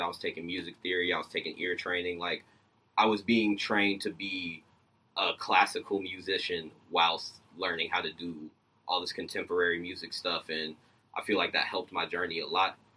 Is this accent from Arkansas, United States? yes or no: no; Decatur, Georgia, United States; I'm from Decatur. Okay, so I'm from Georgia.